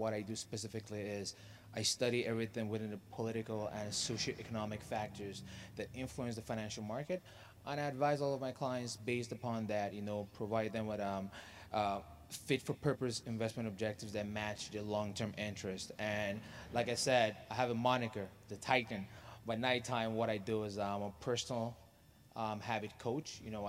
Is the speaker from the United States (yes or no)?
no; Oman; Well, my roots actually go back to Nigeria, you know. Shout out Nigeria. Yes. But I had a privilege of growing up in the Middle East in a country called Oman.